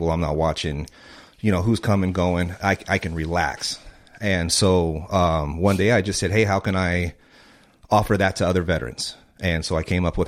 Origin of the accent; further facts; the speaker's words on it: Ontario, California, United States; grew up in Ontario